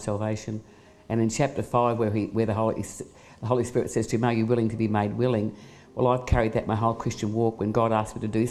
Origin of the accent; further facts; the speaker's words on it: Australia; moved away as an adult; now in Cambodia; I'm from Australia